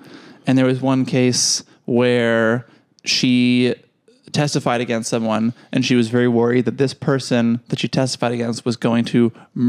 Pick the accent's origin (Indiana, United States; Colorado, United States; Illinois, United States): Colorado, United States; Avon; now in Denver, United States; Yeah, I grew up in Avon. I guess, I was born in Denver, and then we moved to Avon because my mom is a doctor